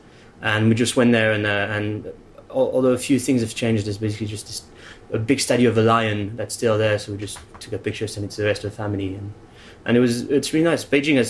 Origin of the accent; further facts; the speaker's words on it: Caen, Normandy, France; born there; I was born in Caen, in Normandy.